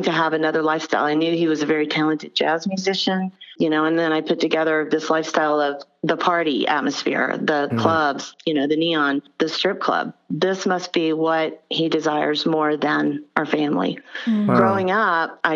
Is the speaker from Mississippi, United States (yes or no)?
no; Albany, Georgia, United States; moved away; I'm from Albany, Georgia